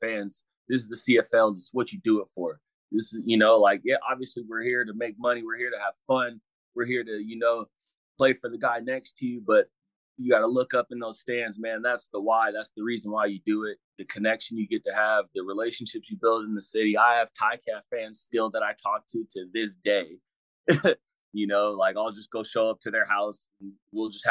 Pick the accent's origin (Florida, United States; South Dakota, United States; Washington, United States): Washington, United States; Seattle; moved away as an adult; I'm from Seattle